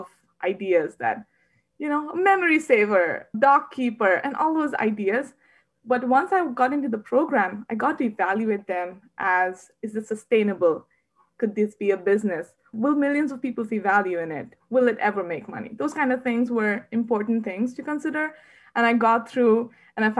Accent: Varanasi, Uttar Pradesh, India; moved away as an adult; also born or lived in Bangalore, India; I was raised in Varanasi, India

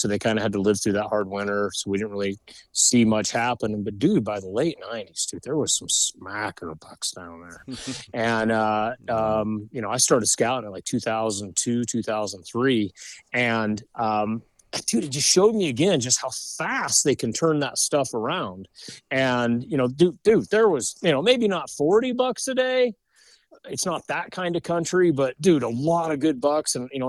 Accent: Colorado, United States; We're from Colorado, it was way better than it was then.

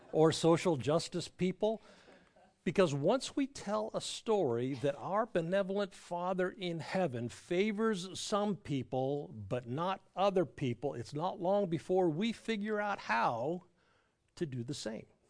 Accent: Southern California, United States; now in Raleigh, United States; I grew up in Southern California

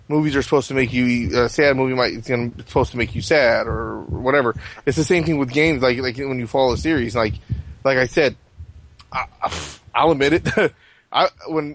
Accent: United States; as an American

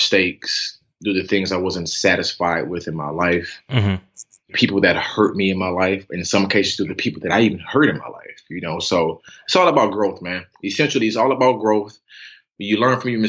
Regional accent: Atlanta, Georgia, United States; also born or lived in Decatur, Georgia; Born and raised in Atlanta

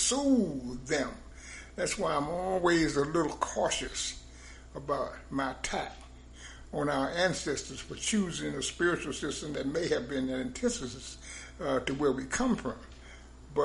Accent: the South, United States; moved away; I was born in the South. I was born in this stuff.

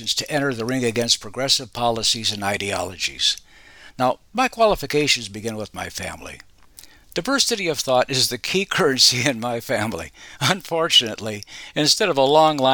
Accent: Arizona, United States; moved away as an adult; also born or lived in Chicago; While I grew up in Barry Goldwater's Arizona and graduated from the University of Arizona

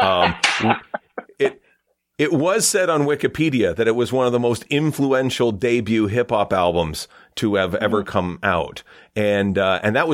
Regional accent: small town Ontario, Canada; I'm from small town Ontario

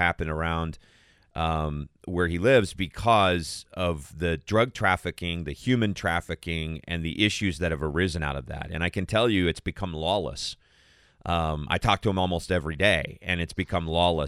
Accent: Tohono O'odham Nation, Arizona, United States; moved away; I grew up 20 miles from the border, and I grew up right on the Donald Otham Nation

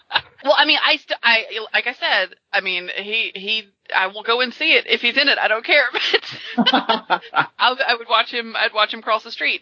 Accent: the South, United States; I'm from the South.

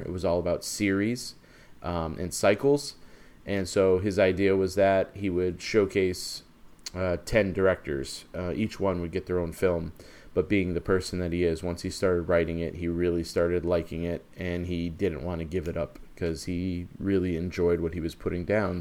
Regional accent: Maine, United States; growing up in Maine

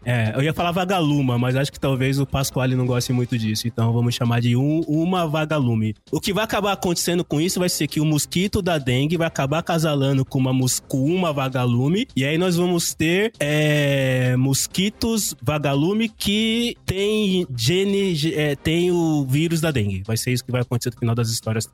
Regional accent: Brazil; nós que somos brasileiros

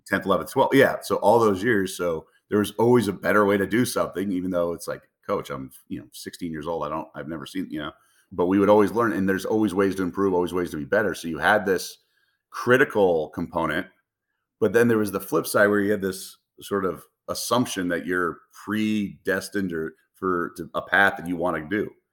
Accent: Los Angeles, California, United States; moved away; I grew up in the Los Feliz neighborhood

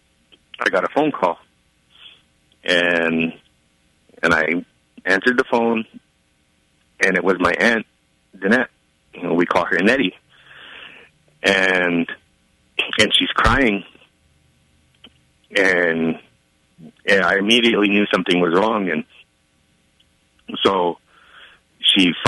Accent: Tama, Iowa, United States; I am from Tama, Iowa

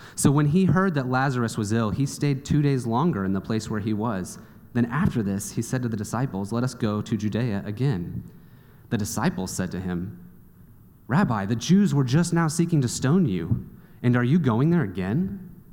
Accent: Kansas City, United States; I grew up in Kansas City, and I did not see the ocean until I was 18 years old

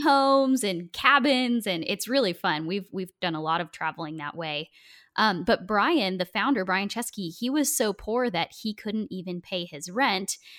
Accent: Oregon, United States; I'm from Oregon

